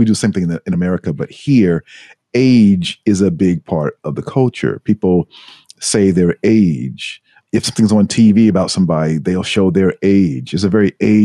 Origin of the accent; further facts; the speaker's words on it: United States; moved away as an adult; also born or lived in New York City; now in Tokyo, Japan; as an American